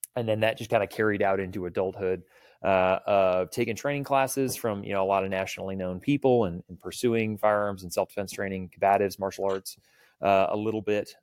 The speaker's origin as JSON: {"language": "English", "town": "Houston", "region": "Texas", "country": "United States", "tie": "born or raised there", "moved": "yes", "lives_now": "Salt Lake City, United States", "said": "I grew up in Houston, Texas, uh, just outside the Johnson Space Center"}